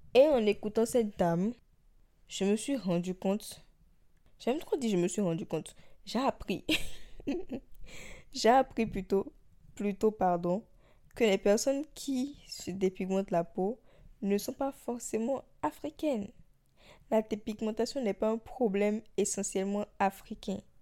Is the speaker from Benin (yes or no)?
yes; Benin; d'où moi je viens, du Bénin